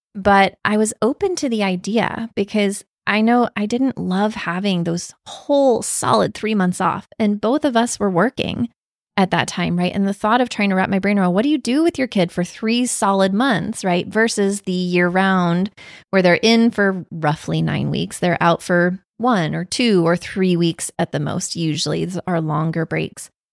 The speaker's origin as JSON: {"language": "English", "town": "Raleigh", "region": "North Carolina", "country": "United States", "tie": "born or raised there", "also_born_or_lived": "Wake Forest, North Carolina", "said": "I grew up in the Raleigh area, and I went to school mostly in Wake Forest"}